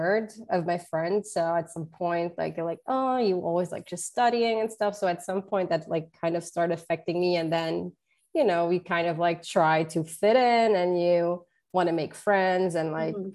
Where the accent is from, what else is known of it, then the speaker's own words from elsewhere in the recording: Luxembourg; English is a second language; moved away as an adult; now in Washington, D.C., United States; my parents are from Portugal. So I have like Portuguese roots, but was born in Luxembourg